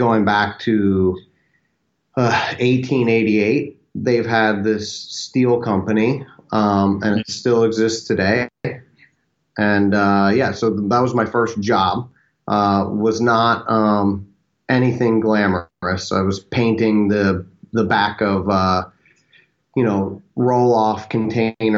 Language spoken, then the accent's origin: English; Birdsboro, Pennsylvania, United States; now in Austin, United States; I'm originally from the Philadelphia area. I actually have a small town of about 5,000 people called Birdsboro, Pennsylvania